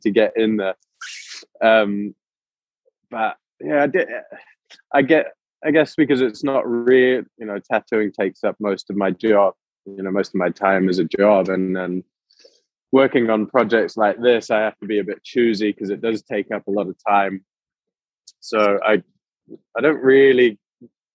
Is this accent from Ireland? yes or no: no; New Zealand; growing up in New Zealand